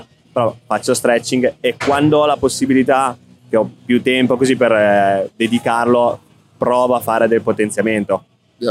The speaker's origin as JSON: {"language": "Italian", "town": "Reggio Emilia", "region": "Emilia-Romagna", "country": "Italy", "moved": "yes", "lives_now": "Milan, Italy", "said": "Reggio, sono di Reggio Emilia"}